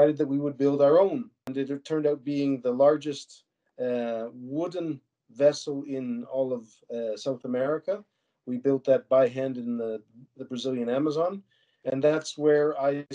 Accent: Cheadle, Alberta, Canada; also born or lived in Calgary; Born and raised in Calgary, but at age 5 we moved out to Wheatland County, just outside of Cheadle, onto a mixed production

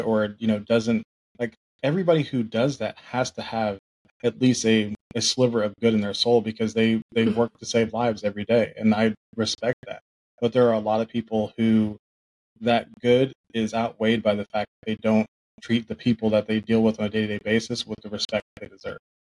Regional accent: Oklahoma, United States; also born or lived in Tulsa; I grew up in Oklahoma

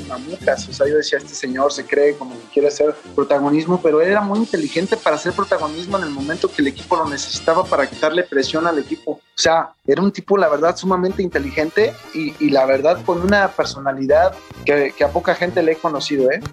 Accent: Mexico; uno como mexicano

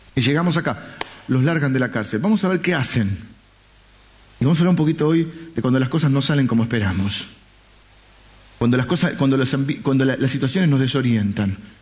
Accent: Argentina; yo soy argentino

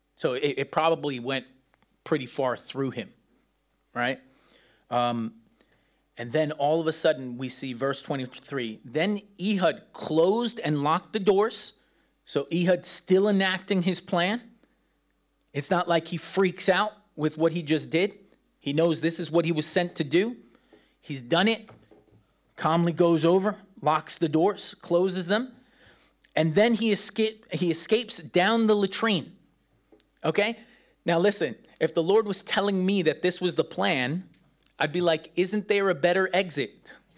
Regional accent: New York City, New York, United States; moved away; I grew up in New York City, man, those rats are big.

